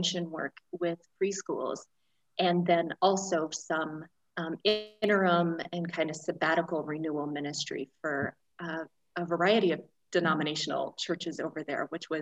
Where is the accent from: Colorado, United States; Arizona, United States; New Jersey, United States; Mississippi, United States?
Colorado, United States; New Castle; moved away as an adult; also born or lived in Longmont, Colorado; I grew up in Western Colorado, so I'm near Longmont now. I grew up in a tiny town called Newcastle